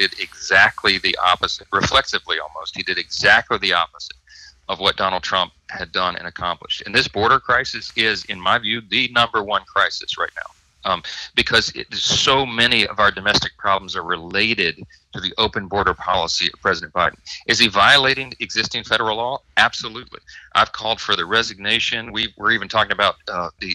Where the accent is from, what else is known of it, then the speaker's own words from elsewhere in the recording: Shreveport, Louisiana, United States; My hometown of Shreveport